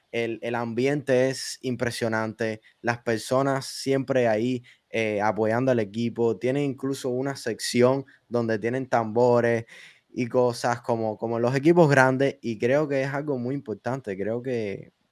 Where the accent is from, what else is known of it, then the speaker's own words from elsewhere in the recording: Miami, Florida, United States; Ya que somos de Miami